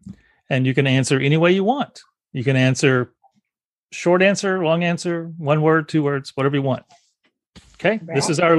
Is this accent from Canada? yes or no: no; South Carolina, United States; I grew up in South Carolina. That's not the little known fact, but I grew up in South Carolina.